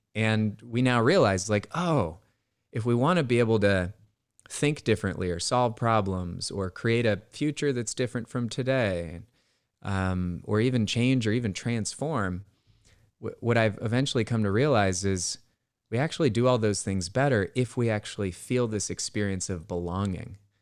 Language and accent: English; Bay Area, California, United States; I grew up in the Bay Area